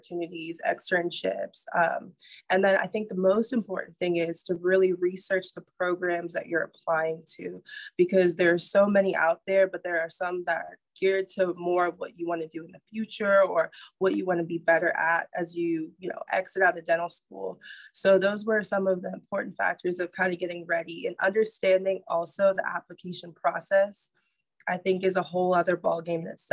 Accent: Nassau, New Providence, Bahamas; now in Nashville, United States; I'm originally from Nassau, Bahamas

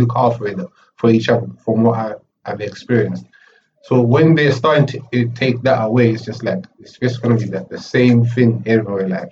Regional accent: Zimbabwe; moved away; I was born in Africa. I came here like half my life in Zimbabwe, half my life here

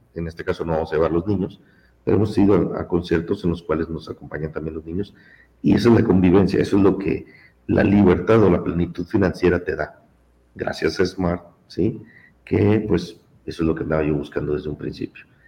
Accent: Mexico; now in United States; Yo soy mexicano de nacimiento, también tengo la ciudadanía mexicana

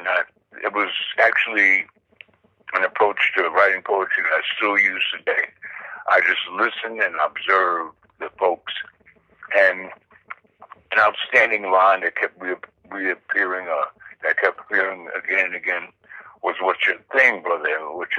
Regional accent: New York City, New York, United States; I was raised in Queens, New York, actually, the section I was raised in is called South Jamaica.

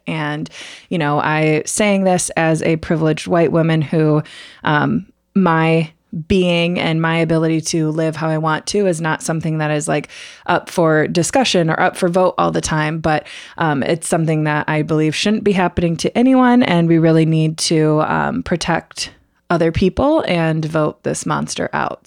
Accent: United States

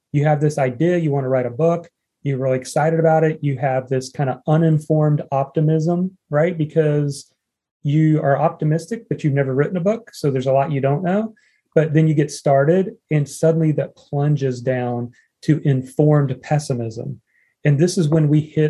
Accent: Indiana, United States; me growing up in Indiana

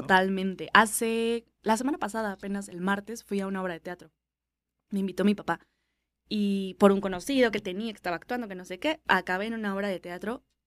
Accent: Mexico; somos mexicanos

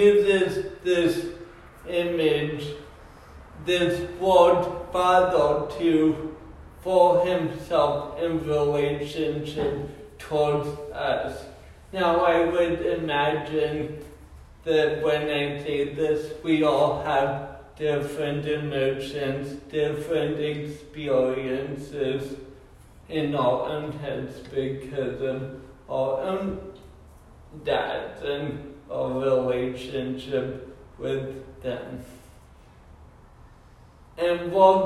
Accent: Colorado, United States; moved away; I grew up in Colorado

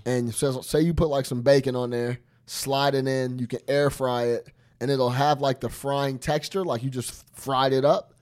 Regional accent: Chicago, Illinois, United States; I'm from Chicago

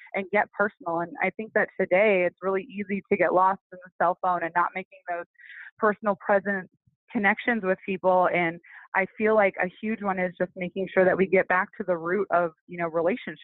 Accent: Midwest, United States; also born or lived in Toronto; now in Las Vegas, United States; I'm from the Midwest

